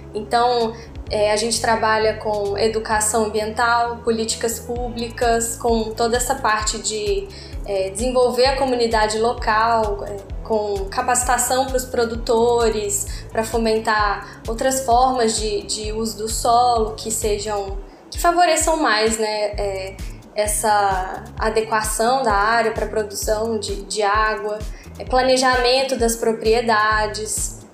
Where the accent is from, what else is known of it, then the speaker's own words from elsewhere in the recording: Belo Horizonte, Minas Gerais, Brazil; moved away; sou de Belo Horizonte, Minas Gerais